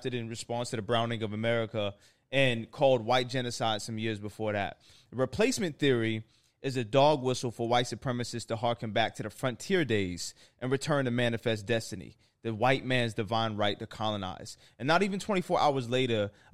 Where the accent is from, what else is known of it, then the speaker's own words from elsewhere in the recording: Toronto, Ontario, Canada; I'm from Toronto